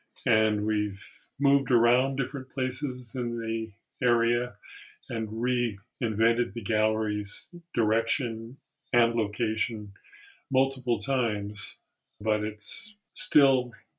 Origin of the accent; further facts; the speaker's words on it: Seattle, Washington, United States; also born or lived in Middletown, Connecticut; I grew up really in the Seattle area with a lot of links to the East Coast.